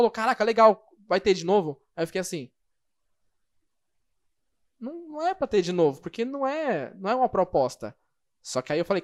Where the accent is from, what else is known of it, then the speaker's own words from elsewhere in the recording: São Paulo, Brazil; e como eu sou de São Paulo, SP.